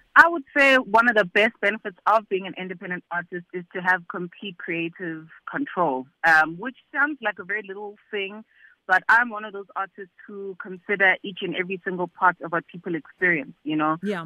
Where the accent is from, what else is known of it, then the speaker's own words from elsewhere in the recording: South Africa; being a South African and being an African